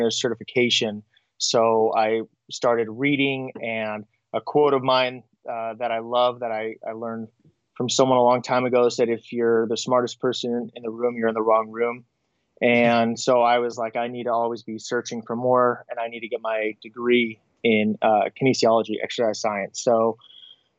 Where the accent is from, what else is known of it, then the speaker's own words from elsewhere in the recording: Southern California, United States; moved away as an adult; now in Monterey, United States; Growing up in Southern California